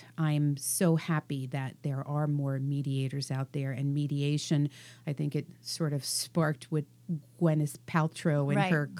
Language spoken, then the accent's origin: English; East Coast, United States; moved away; I'm from the East Coast, so we do everything on steroids.